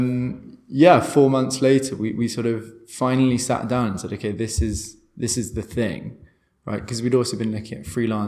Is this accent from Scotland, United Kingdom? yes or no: no; London, United Kingdom; moved away as an adult; also born or lived in Portugal / Brazil; now in Berlin, Germany; I'm from London, I thought, hey, Berlin will be interesting. So moved here